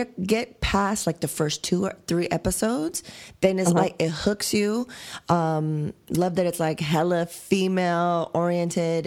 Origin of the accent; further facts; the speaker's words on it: United States; I'm an American